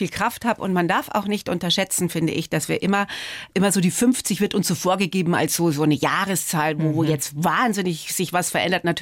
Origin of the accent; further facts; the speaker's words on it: Altötting, Bavaria, Germany; Geprägt haben mich meine Jugend in Altötting, der Sound von … und das Glück, eine junge Mutter zu sein.